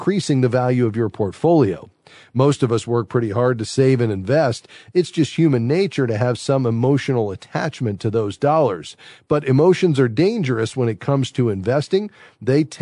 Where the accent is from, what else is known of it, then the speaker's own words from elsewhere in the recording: Fort Lauderdale, Florida, United States; Fort Lauderdale, Florida, my hometown